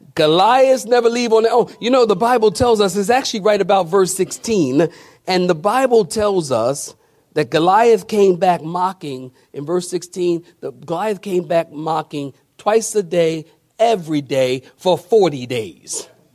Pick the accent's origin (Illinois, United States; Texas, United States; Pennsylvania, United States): Pennsylvania, United States; Philadelphia; I'm from Philadelphia. And when I was growing up, you know, we, they had gangs everywhere in the city